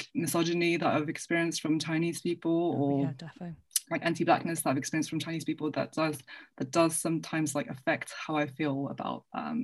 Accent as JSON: {"language": "English", "country": "France", "moved": "yes", "lives_now": "England, United Kingdom", "said": "But then I also kind of struggle to say I'm French because it's been such a long time since I've lived there."}